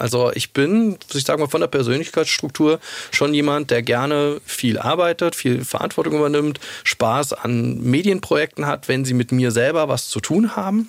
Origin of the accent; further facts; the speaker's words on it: Saarland, Germany; moved away as an adult; also born or lived in Munich; ich komme aus dem Saarland mhm. und da ist meine Familie